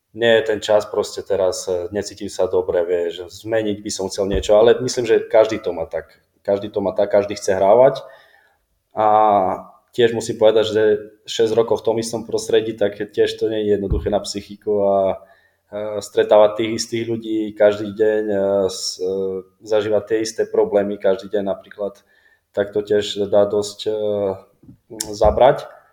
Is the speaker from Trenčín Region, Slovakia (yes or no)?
no; Prešov Region, Slovakia; accent: Šariš dialect; moved away as an adult; now in Kraków, Poland; my, čo sme zo Slovenska, tak my sme to chytili rýchlo, jak hovoríš, eh, vieš, šariština a tak, tak ja som nemal problém vôbec